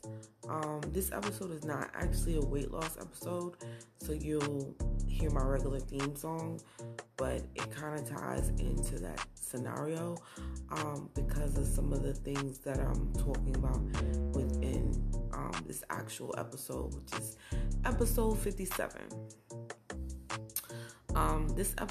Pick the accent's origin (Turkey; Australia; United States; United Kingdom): United States; Browns Mills, New Jersey; also born or lived in Newark, New Jersey; I was born in Newark, but I was raised in Browns Mills, New Jersey